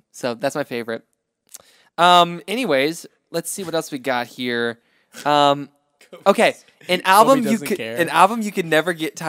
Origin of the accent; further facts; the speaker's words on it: North Carolina, United States; North Carolina.